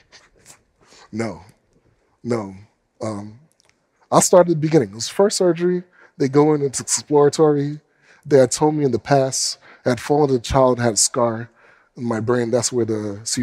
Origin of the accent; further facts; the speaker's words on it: United States; As a black man growing up in America